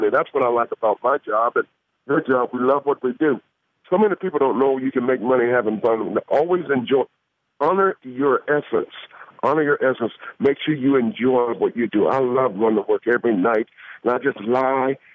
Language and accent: English; Atlanta, Georgia, United States; I'm from Atlanta, Georgia.